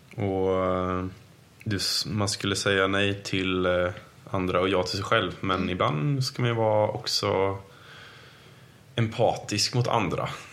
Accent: Sweden; vi i Sverige

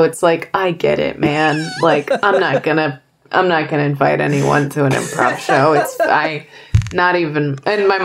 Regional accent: San Clemente, California, United States; moved away as an adult; now in Los Angeles, United States; I'm from San Clemente. So I was managing a restaurant in my hometown

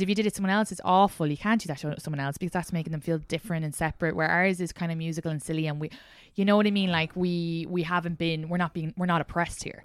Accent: outside Dublin, Leinster, Ireland; accent: Irish; moved away as an adult; now in New York City, United States; I grew up outside Dublin

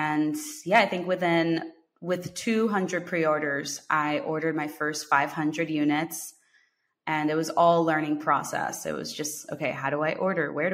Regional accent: United States; coming back to the US, it just felt like something was missing. Like, okay, great, I'm back to being American

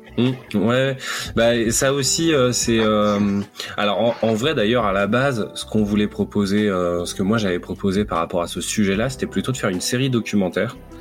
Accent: France; chez nous en France

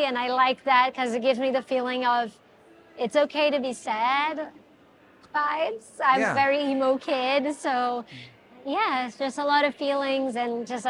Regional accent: Brazil; now in Los Angeles, United States; I'm from Brazil, right?

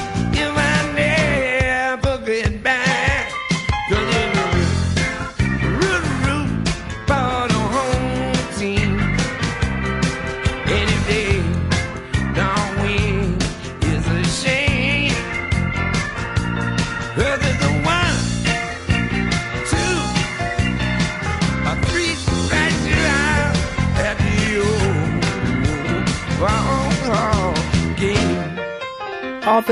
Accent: United Kingdom; as a Brit

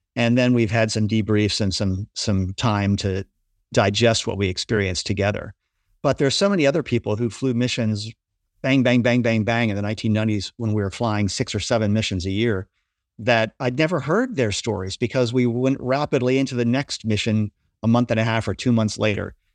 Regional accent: Essex, Maryland, United States; also born or lived in Baltimore, Maryland / Middle River, Maryland; I was growing up in Baltimore, Maryland during the height of the space race in the nineteen sixties

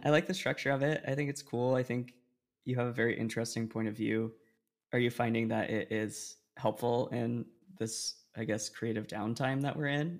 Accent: Pawtucket, Rhode Island, United States; born there; God. I was born in Pawtucket.

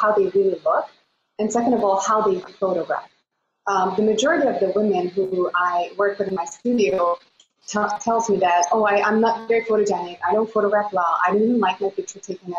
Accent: Budapest, Hungary; now in Costa Mesa, United States; I am from Budapest, Hungary, but live in Costa Mesa, California

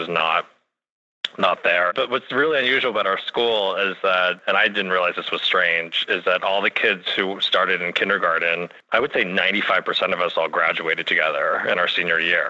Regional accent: Reading, Pennsylvania, United States; I'm from the town of Reading, Pennsylvania

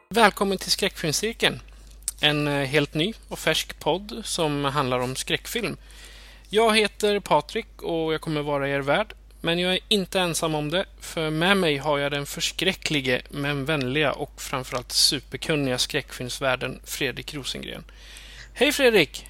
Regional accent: Eskilstuna, Södermanland, Sweden; jag är född och uppvuxen i Eskilstuna

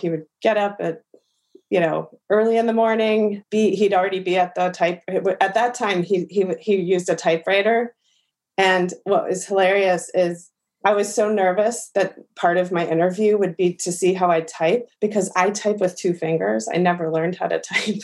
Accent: New York City, New York, United States; also born or lived in Miami / Los Angeles; I moved when I was 18 months old to Brooklyn with my parents

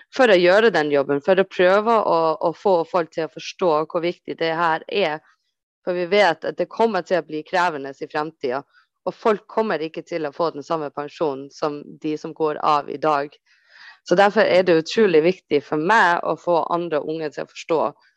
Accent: Copenhagen, Capital Region of Denmark, Denmark; jeg kommer fra Ammar, uh, eh, som er et område i København.

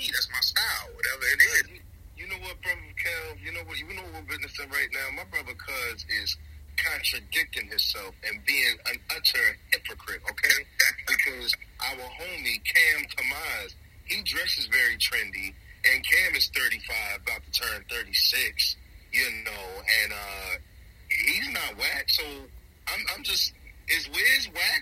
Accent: United States; What do us Americans, what do we make of this?

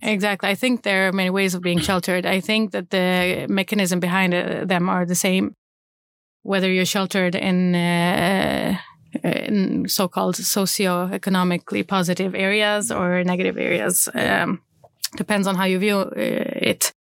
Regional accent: Malmö, Skåne, Sweden; I grew up in Rosengård in Malmö with parents.

